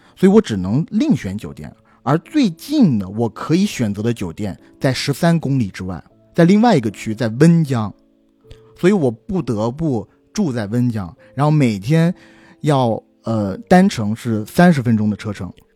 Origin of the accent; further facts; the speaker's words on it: China; 我们中国人